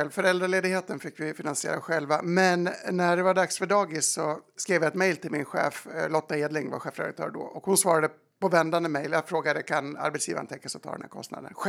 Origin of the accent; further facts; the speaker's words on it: Dalarna County, Sweden; Och bygger upp en otrolig tolerans som man själv saknade, trots att jag är från Dalarna.